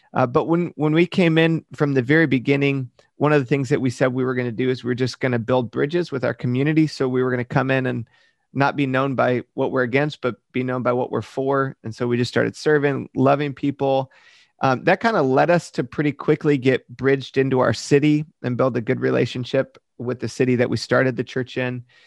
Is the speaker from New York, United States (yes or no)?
no; Michigan, United States; moved away; I grew up in Michigan